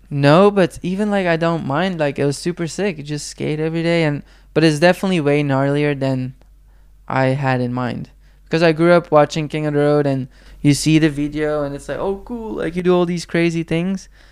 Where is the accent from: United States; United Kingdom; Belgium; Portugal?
Belgium; first language Flemish; English is a second language; moved away; in my hometown, there was a skate shop